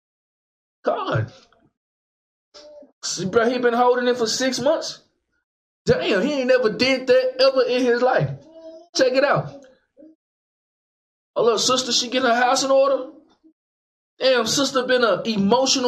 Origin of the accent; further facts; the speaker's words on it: Dallas, Texas, United States; Back in the day, we didn't have all that growing up in West Dallas